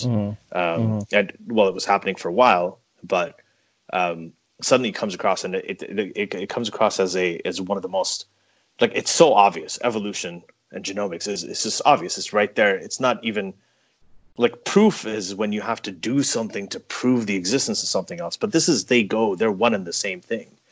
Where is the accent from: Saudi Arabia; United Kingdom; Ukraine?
Saudi Arabia; I grew up in Saudi Arabia